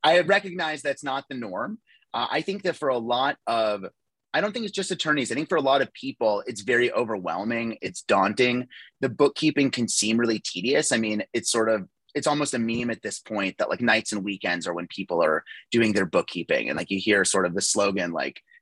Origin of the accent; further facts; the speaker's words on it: Phoenix, Arizona, United States; also born or lived in Toronto, Canada; I moved to Phoenix when I was 6 years old. I grew up here. Phoenix is home.